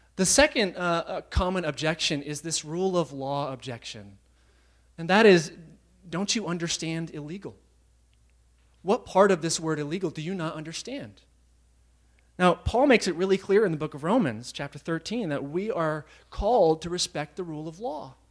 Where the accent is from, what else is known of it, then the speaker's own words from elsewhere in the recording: United States; being American